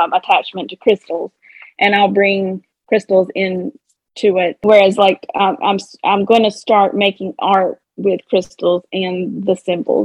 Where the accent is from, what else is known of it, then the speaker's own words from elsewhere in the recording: the South, United States; accent: Southern twang; I have I have a Southern twang